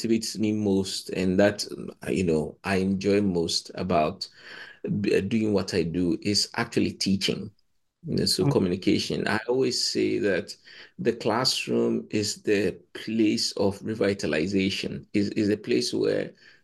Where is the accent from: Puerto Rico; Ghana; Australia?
Ghana; moved away as an adult; also born or lived in Cambridge, United Kingdom; I come from Ghana, but I did Nigerian literary history